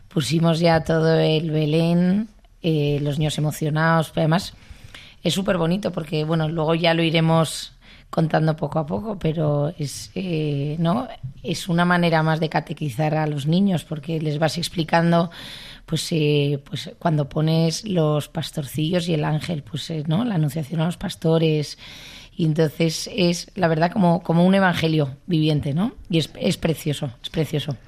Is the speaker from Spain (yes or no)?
yes; Basque Country, Spain; yo que soy vasca